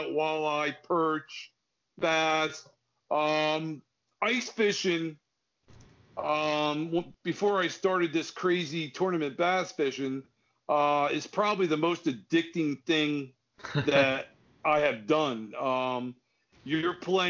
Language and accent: English; New Jersey, United States; I grew up in New Jersey